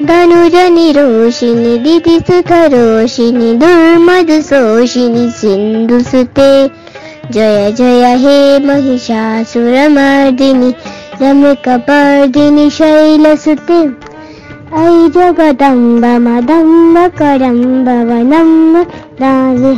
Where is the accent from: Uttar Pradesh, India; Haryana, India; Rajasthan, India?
Haryana, India; Rohtak; born there; मेरा जन्म हरियाणा के रोहतक शहर में हुआ है